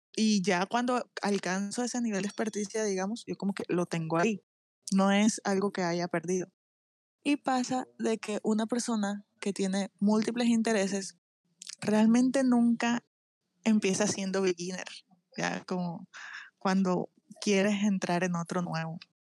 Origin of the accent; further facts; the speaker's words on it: Barranquilla, Atlántico, Colombia; Soy de Barranquilla, Colombia